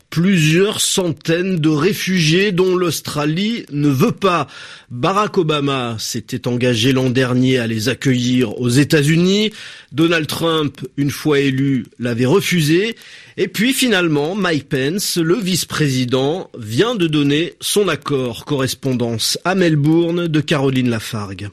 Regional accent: French Guiana, France; nous sommes français, nous sommes un département assez riche, grand

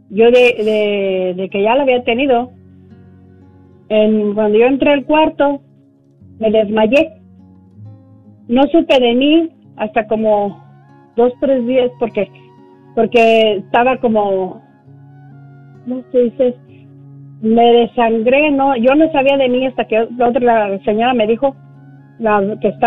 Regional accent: Mexico; moved away; Pero, pero uno bien señalado cuando yo todavía no tenía mis, mis papeles. Pues me, vine de allá de México

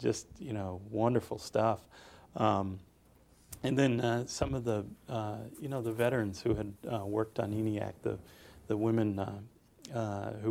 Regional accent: Boston, Massachusetts, United States; moved away as an adult; also born or lived in North Carolina; Grew up in suburban Boston

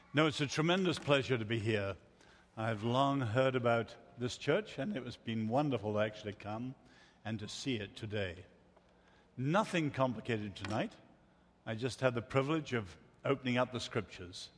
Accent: Ireland; moved away; I come from Ireland originally

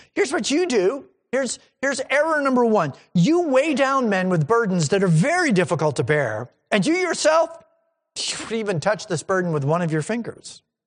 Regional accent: New England, United States; I grew up in New England and I grew up in churches in New England

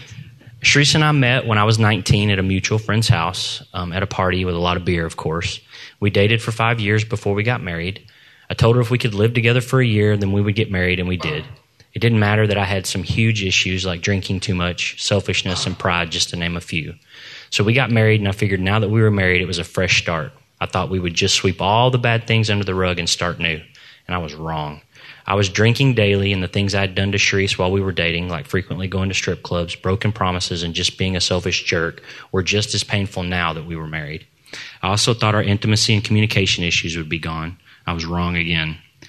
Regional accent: Arlington, Texas, United States; So, I was born in Arlington, Texas, and I've lived in the Dallas area all my life. I was raised across the street from my grandparents and a few houses down from all of my aunts and uncles and cousins.

